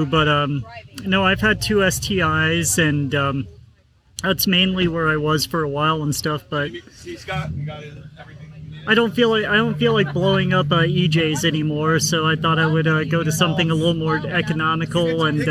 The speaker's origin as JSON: {"language": "English", "town": "Fargo", "region": "North Dakota", "country": "United States", "said": "I'm from Fargo, so this was an 8-hour, not as much as you, but it was an eight hour trek for me yesterday."}